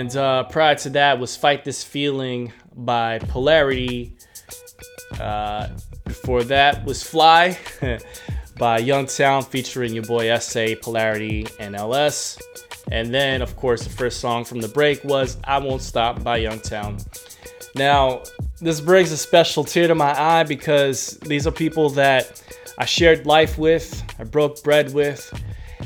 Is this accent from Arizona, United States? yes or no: no; New York, United States; moved away; I came from New York